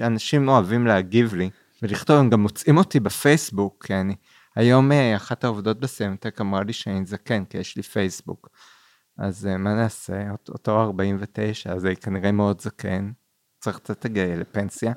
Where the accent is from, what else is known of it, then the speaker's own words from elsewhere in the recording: Kfar Saba, Central District, Israel; גדלתי גם ליד בית קולנוע, קולנוע עמל בכפר סבא